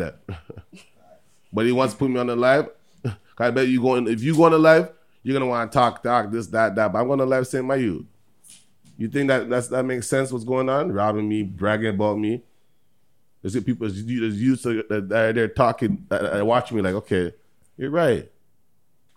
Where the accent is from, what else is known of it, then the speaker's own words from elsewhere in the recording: Toronto, Ontario, Canada; I was born in Canada, Toronto